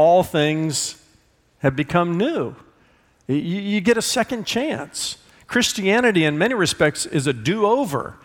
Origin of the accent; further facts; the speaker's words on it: Indiana, United States; I'm from Indiana